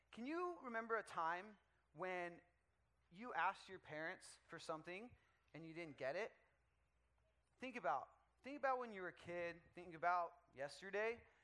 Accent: Dallas, Texas, United States; now in California, United States; I'm from Dallas, Texas

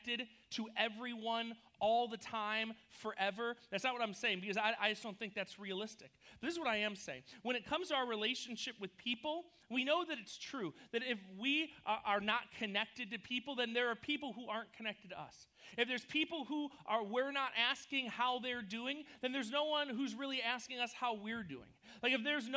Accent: New York, United States; moved away as an adult; also born or lived in Missouri; now in California, United States; we were like inseparable buddies when we lived in New York. We grew up together.

